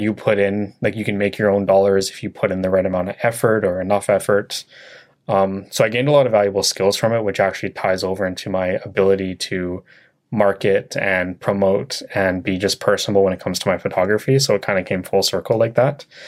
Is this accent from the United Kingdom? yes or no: no; Chilliwack, British Columbia, Canada; also born or lived in Vancouver; I was born in Vancouver, but I moved here when I was, like, four years old. So my life is in Chilliwack.